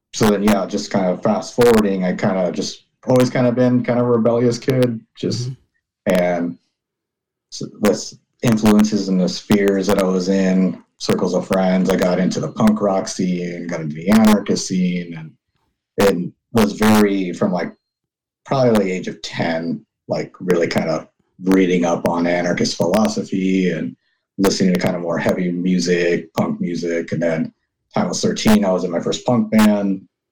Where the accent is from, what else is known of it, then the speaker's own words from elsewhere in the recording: Southern California, United States; I was born in America, born in Southern California, born and raised there